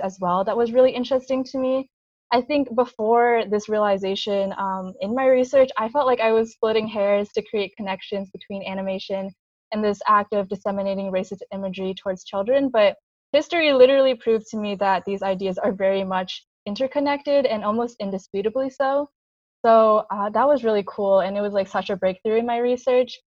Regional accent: Long Island, New York, United States; I was born in Long Island, New York

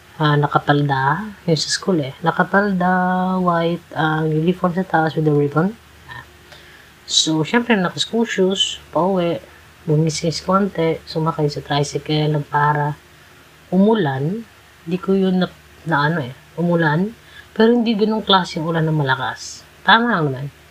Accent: Cebu City, Central Visayas, Philippines; I'm from Cebu City and Philippines

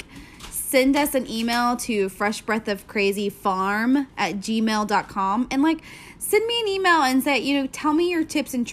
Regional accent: Texas, United States; we're from Texas

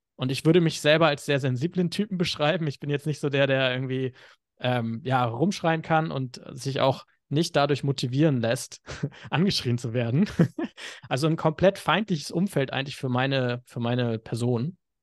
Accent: Hamburg, Germany; moved away as an adult; now in Bali, Indonesia; Ich bin ursprünglich Hamburger, komme aus dem kalten Norden Deutschlands

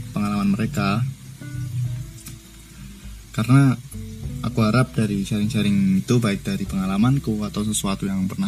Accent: Surakarta, Central Java, Indonesia; born there; dan aku lahir di Solo.

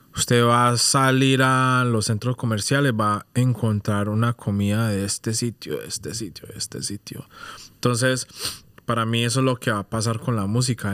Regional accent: Colombia; now in United Kingdom; yo soy de Colombia

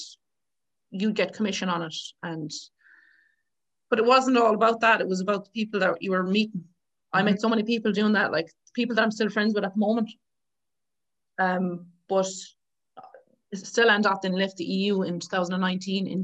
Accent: County Galway, Connacht, Ireland; I'm from Galway

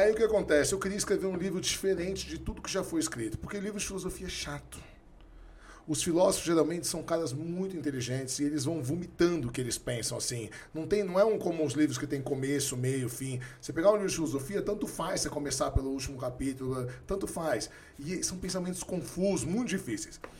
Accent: São Paulo, Brazil; also born or lived in Santos; A gente foi criado até 10, 12 anos no Bexiga, fomos embora para Santos

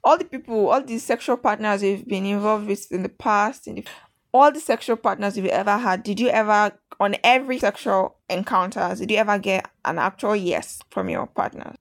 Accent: Nigeria; I'm not an Italian. I'm a Nigerian.

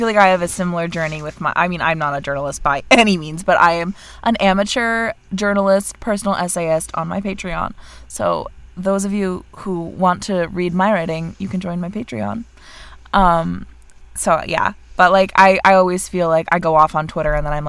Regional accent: Vermont, United States

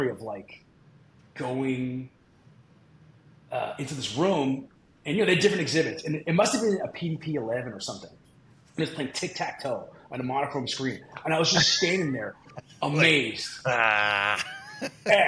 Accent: Boston, Massachusetts, United States; I grew up in Boston, the Boston area

